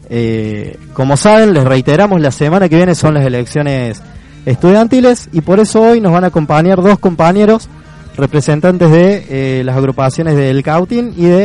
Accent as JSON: {"language": "Spanish", "region": "Córdoba", "country": "Argentina", "said": "soy partícipe también, porque soy estudiante cordobés."}